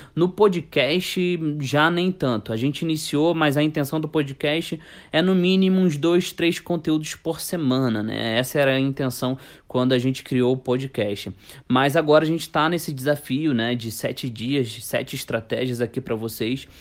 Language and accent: Portuguese; Rio de Janeiro, Brazil; eu sou carioca